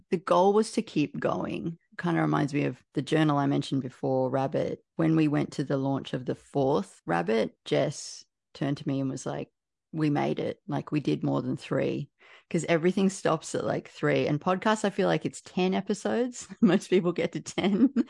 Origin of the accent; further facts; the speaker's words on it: Canberra, Australian Capital Territory, Australia; I'm from Canberra